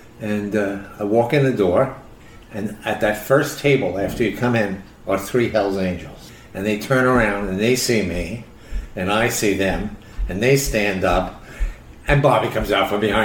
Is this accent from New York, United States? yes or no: yes; New York, United States; moved away; also born or lived in San Francisco; me being the New Yorker that I am